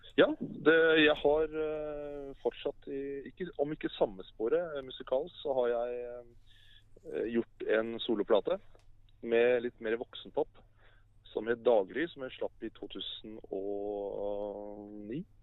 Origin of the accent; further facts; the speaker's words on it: Oslo, Norway; jeg er født og oppvokst i Oslo